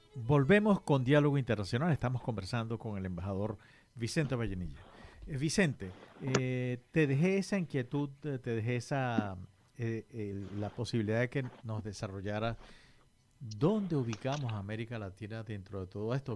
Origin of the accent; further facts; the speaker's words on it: Venezuela; nosotros, que somos originarios de Venezuela